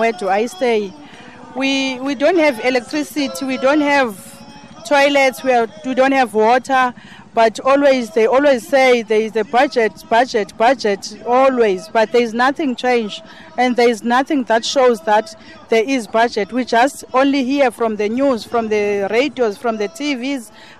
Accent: Cape Town, Western Cape, South Africa; I'm from Khayelitsha in Harare, Monwabisi Park.

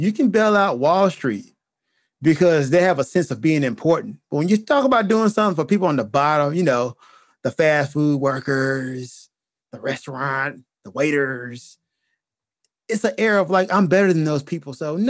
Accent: United States; As an American?

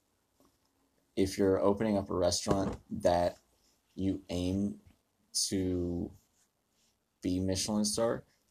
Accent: Beckley, West Virginia, United States; moved away; my hometown, Beckley, West Virginia

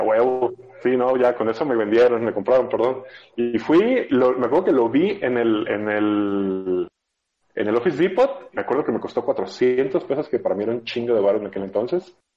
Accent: Sinaloa, Mexico; moved away; yo vengo de Sinaloa, de una época donde no había internet, entonces solo, solo había banda

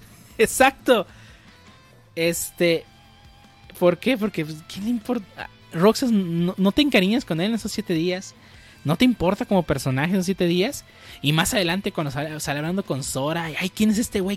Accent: Mexico; aquí en México

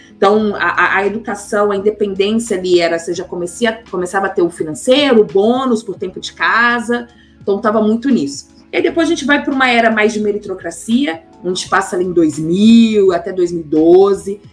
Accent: Belo Horizonte, Minas Gerais, Brazil; moved away as an adult; also born or lived in São Paulo; eu sou de Belo Horizonte, nasci em Belo Horizonte, minha família é de Porteirinha, do norte de Minas

